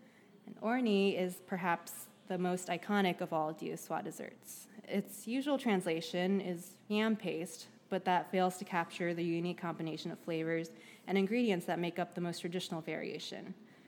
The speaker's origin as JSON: {"language": "English", "region": "New Jersey", "country": "United States", "tie": "born or raised there", "said": "as a kid growing up in New Jersey who was more interested in Lunchables and pizza and dropping out of Chinese school"}